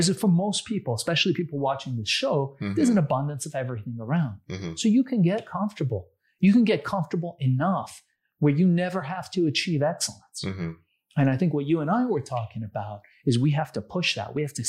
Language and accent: English; Iran; now in United States; my family, we came from a third world country. We came from Iran.